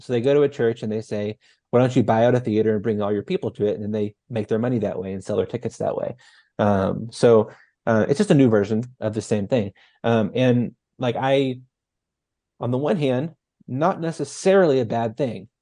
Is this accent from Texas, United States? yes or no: yes; North Texas, United States; moved away; I'm from North Texas originally, and little town of like seven hundred people